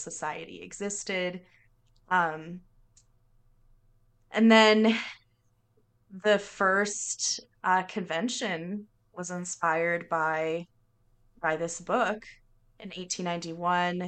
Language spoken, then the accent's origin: English; near Seattle, Washington, United States; I grew up near Seattle